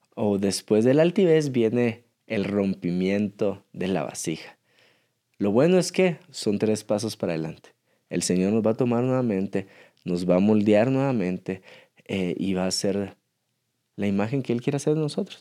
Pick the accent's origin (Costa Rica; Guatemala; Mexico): Guatemala; somos de Guatemala y el lago más hermoso que tenemos es el lago de Atitlán